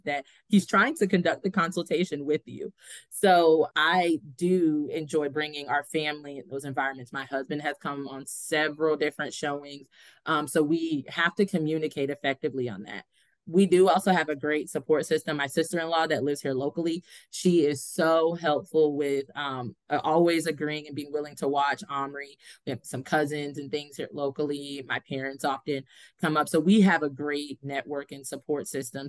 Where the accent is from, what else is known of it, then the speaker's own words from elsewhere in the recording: Largo, Florida, United States; also born or lived in Pittsburgh, Pennsylvania; now in Tallahassee, United States; I grew up actually in Largo, Florida